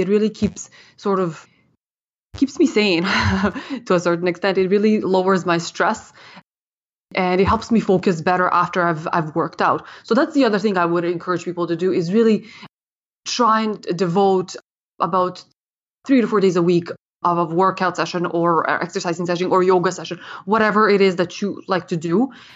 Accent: Ottawa, Ontario, Canada; moved away as an adult; also born or lived in Serbia; now in Toronto, Canada; I came to Canada from Serbia in nineteen ninety-six, and, uh, I grew up and was educated in, in Ottawa. And, uh, so I spent most of my childhood there

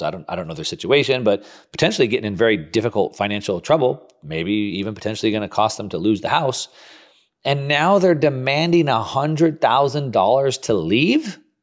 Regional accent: United States; as an American

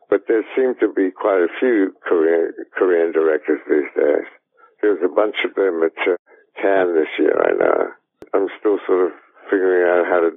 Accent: Australia; I'm Australian. I grew up in Australia

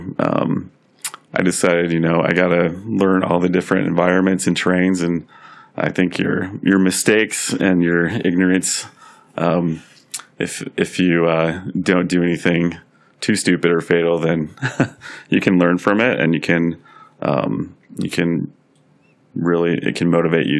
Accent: Denver, Colorado, United States; also born or lived in Tucson, Arizona / Wisconsin; I grew up in Denver and love working in Denver

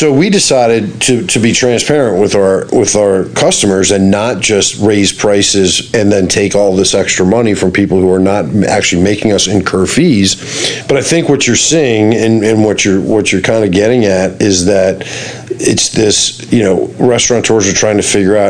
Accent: Washington, District of Columbia, United States; I grew up in Washington, D.C., washing dishes when I was 14.

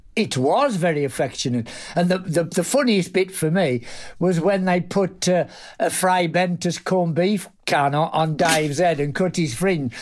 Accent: Black Country, West Midlands, United Kingdom; I was from the black country in the Midlands, Warsaw.

